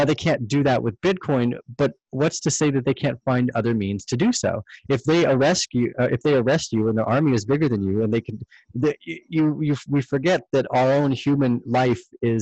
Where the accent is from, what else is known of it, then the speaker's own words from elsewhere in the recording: Canada; as a Canadian